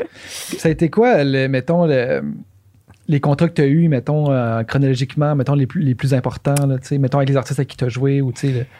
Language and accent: French; Quebec City, Quebec, Canada; nous autres, on vient de Québec